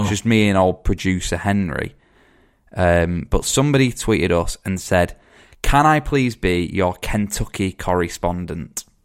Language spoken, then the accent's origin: English; England, United Kingdom; we're from England